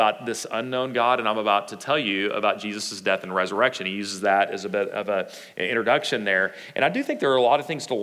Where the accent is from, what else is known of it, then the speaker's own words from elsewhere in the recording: Texas, United States; us Texans